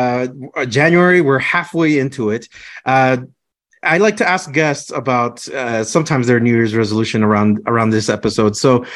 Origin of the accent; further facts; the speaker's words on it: Clovis, New Mexico, United States; now in Fort Collins, United States; I was from New Mexico, over from the Clovis Portales area. My mom still lives over there, and it takes about 12 hours to drive from Fort Collins all the way to Clovis, New Mexico. And I tell my friends here in Fort Collins, like, oh, I'm from Clovis